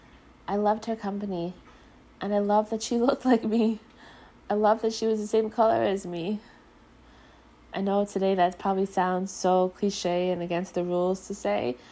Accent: Long Island, New York, United States; I grew up here on Long Island

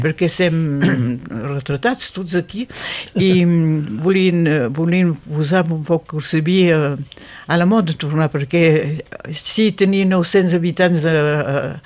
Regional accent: Occitania, France; som catalans

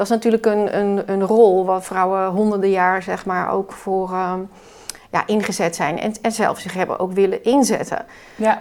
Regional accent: Netherlands; we als Nederlander

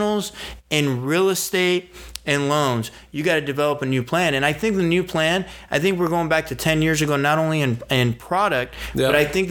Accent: San Diego, California, United States; born or raised there; also born or lived in Iran

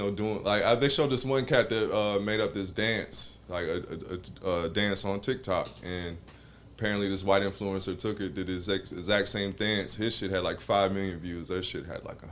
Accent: Atlanta, Georgia, United States; born and raised in Atlanta

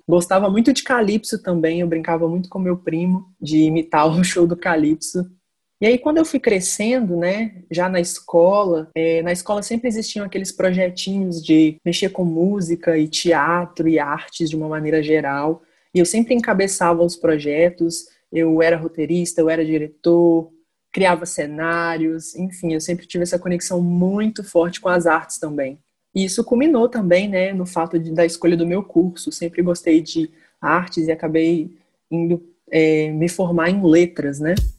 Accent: Minas Gerais, Brazil; also born or lived in Ipatinga / Viçosa; sou de Minas Gerais, transito aí entre duas cidades, Ipatinga e Viçosa

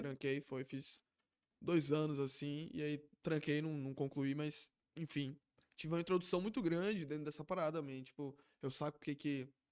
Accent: Lauro de Freitas, Bahia, Brazil; a gente é de Lauro

